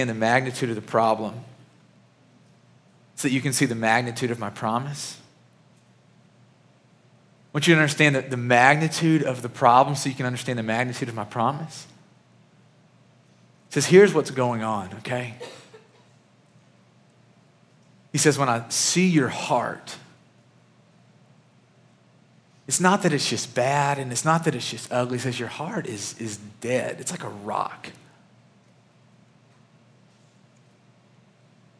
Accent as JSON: {"language": "English", "town": "Murray", "region": "Kentucky", "country": "United States", "tie": "born or raised there", "moved": "yes", "said": "the church that I grew up in back in Murray, Kentucky"}